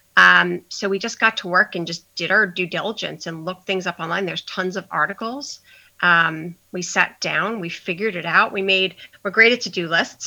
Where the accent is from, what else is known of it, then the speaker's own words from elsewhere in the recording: Long Island, New York, United States; moved away as an adult; now in New Hope, United States; I'm originally from Long Island, but 15 years ago moved to Pennsylvania